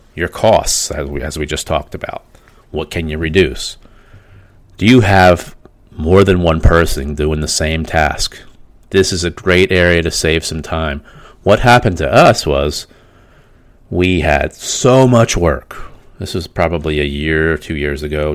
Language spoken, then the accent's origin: English; Pennsylvania, United States; We're from Pennsylvania